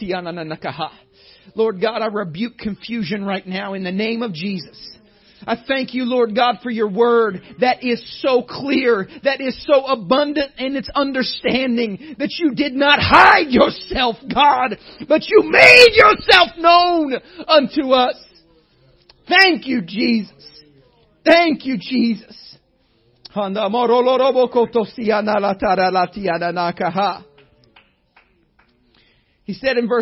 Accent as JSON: {"language": "English", "region": "Indiana", "country": "United States", "said": "You don't have to talk to me very long to find out I'm from Indiana."}